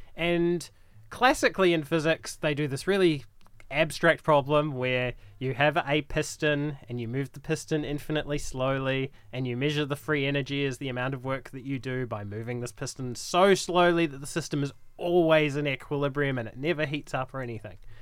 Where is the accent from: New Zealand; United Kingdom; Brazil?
New Zealand; moved away as an adult; also born or lived in Wellington, New Zealand / Calgary, Canada; now in Brisbane, Australia; I'm from New Zealand originally. I did my undergrad in Wellington